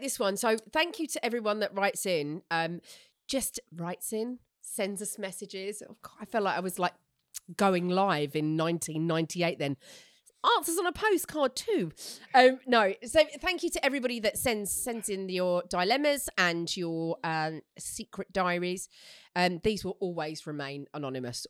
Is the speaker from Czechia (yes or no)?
no; Essex, East of England, United Kingdom; I'm from Essex